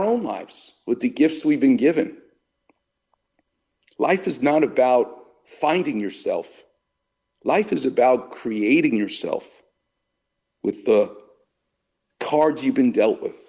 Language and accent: English; New York, United States; St. Joseph's Hospital, where I was born in Far Rockaway